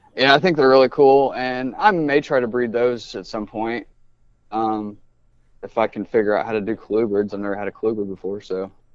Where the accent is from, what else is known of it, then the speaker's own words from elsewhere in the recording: Indianapolis, Indiana, United States; also born or lived in Brazil, Indiana; I grew up in Indianapolis